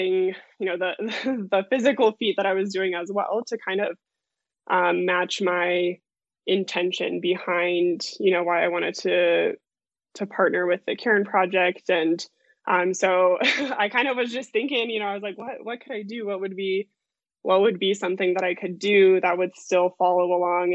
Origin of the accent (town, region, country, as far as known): Lakewood, Colorado, United States; born or raised there; also born or lived in Denver, Colorado